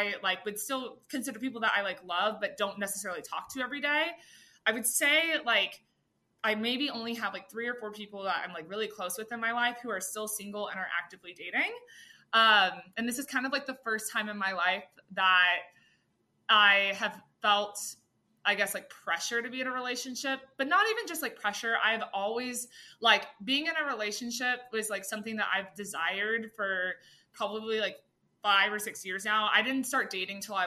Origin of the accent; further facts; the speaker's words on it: Austin, Texas, United States; I'm from Austin. So, a lot of like, you know, my like long-term friends, like, you know, we're all still like here in the city, and it's like all of my like closest friends from high school